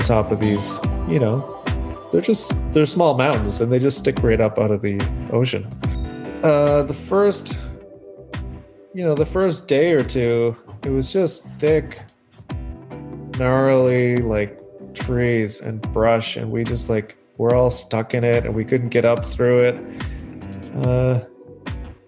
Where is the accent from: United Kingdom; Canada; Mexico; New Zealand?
Canada; Saint John, New Brunswick; also born or lived in Halifax, Nova Scotia / Newfoundland; now in Moncton, Canada; I'm actually in Moncton. I'm from St. John.